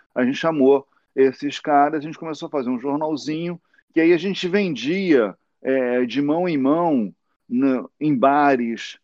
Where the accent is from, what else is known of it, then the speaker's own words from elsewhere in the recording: Rio de Janeiro, Brazil; moved away as an adult; also born or lived in Santa Teresa / São Conrado / Leblon; eu sou da Vila da Penha